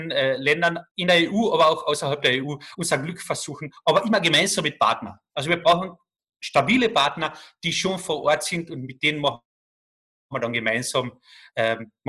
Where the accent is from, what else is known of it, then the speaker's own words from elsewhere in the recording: Carinthia, Austria; Als, als Kärntner hast du natürlich immer einen gewissen Bonus.